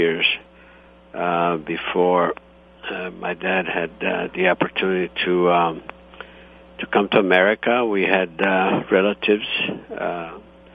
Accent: Istria County, Croatia; now in United States; I was born in Italy, and the region is Istria, and however now it's Croatia

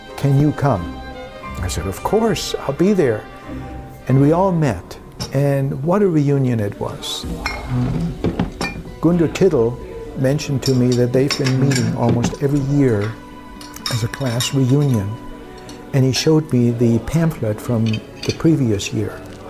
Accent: Germany; moved away; We also traveled to my hometown, and on the last day in Germany

